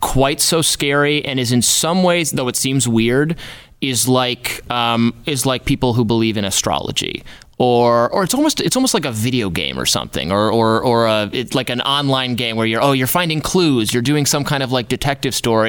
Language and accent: English; Michigan, United States; moved away; I'm from Michigan originally.